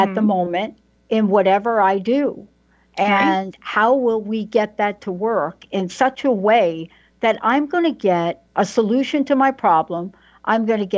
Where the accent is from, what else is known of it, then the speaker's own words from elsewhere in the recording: New York, United States; I'm a girl from New York. I didn't grow up with this conversation.